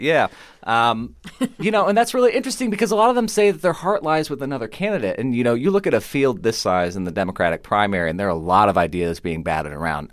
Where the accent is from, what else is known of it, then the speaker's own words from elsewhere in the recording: Kansas City, Missouri, United States; I'm from Kansas City, Missouri, which is known for its barbecue